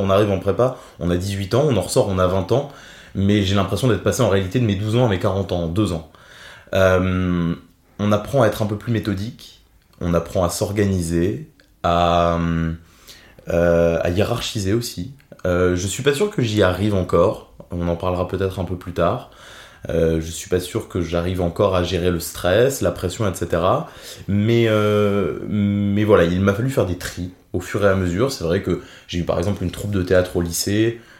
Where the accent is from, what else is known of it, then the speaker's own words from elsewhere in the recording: Thionville, Grand Est, France; also born or lived in Metz / Nancy / Paris; Je suis né à Metz, mais je me sens thionvillois. J'habite à Thionville depuis près de 20 ans maintenant